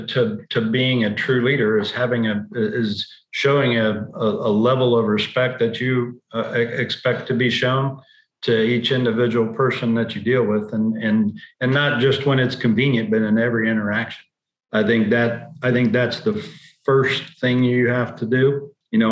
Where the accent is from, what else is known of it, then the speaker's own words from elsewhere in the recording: Oklahoma, United States; also born or lived in Columbus, Ohio / Bartlesville, Oklahoma; I was born in Columbus, Ohio, grew up in Oklahoma